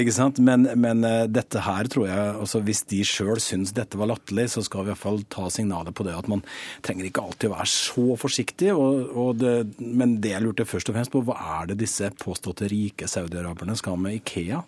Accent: Western Norway, Norway; Ja, jeg er vestlending jeg også

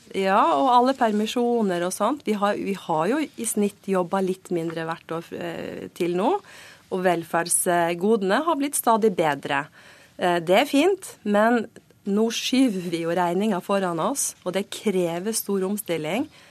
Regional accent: Western Norway, Norway; Jeg kommer fra Vestlandet

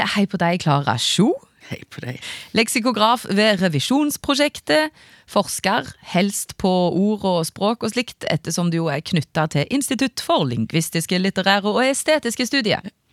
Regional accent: Bryne, Rogaland, Norway; accent: Jærsk; now in Trondheim, Norway; Opprinnelig fra Bryne, men har bodd både her og der. Og nå i Trondheim

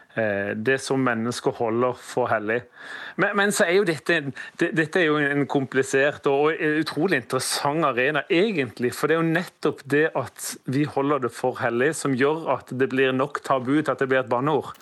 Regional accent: Sørlandet, Norway; Jeg sier vel kanskje som sørlending så sier vel 'heiane'

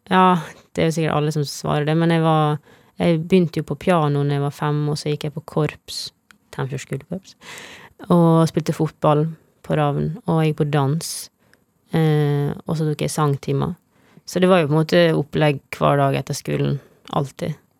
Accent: Tennfjord, Møre og Romsdal, Norway; moved away; Det er der jeg vokste opp. Mm, ei lita bygd med to butikker.

